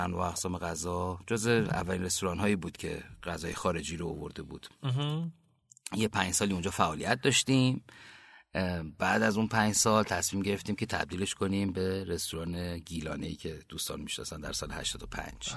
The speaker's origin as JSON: {"language": "Persian", "region": "Kerman Province", "country": "Iran", "also_born_or_lived": "Bam / England", "moved": "yes", "lives_now": "Tehran, Iran", "said": "من سال 59 که به بودم بابام شهردار بم بودن"}